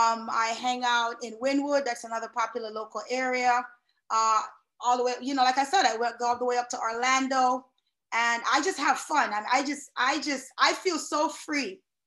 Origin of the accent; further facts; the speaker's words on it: Jamaica; But, you know, growing up in Jamaica, it's a huge bike culture there.